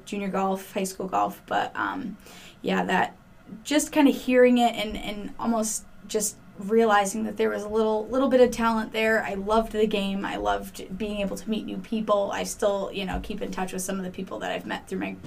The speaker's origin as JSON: {"language": "English", "town": "Cheshire", "region": "Connecticut", "country": "United States", "tie": "born or raised there", "said": "I grew up in the Cheshire area, but I started playing at East Mountain in Waterbury"}